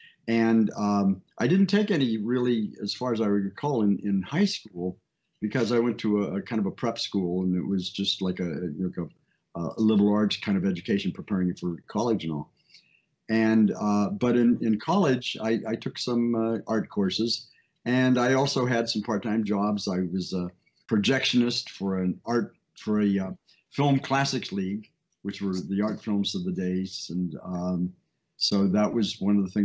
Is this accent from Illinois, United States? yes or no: no; Miami, Florida, United States; also born or lived in Paducah, Kentucky / Ohio; I pretty much grew up in Miami